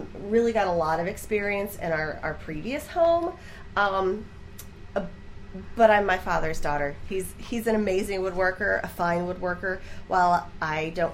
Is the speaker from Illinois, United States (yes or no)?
yes; Herrin, Illinois, United States; I am from Heron.